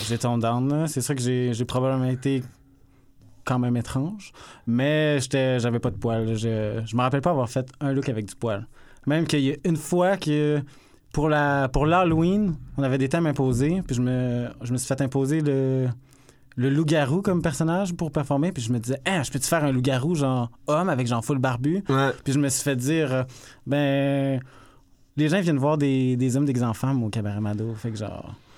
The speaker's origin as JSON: {"language": "French", "town": "Saguenay", "region": "Quebec", "country": "Canada", "tie": "born or raised there", "moved": "as an adult", "lives_now": "Montreal, Canada", "said": "petit gars du Saguenay."}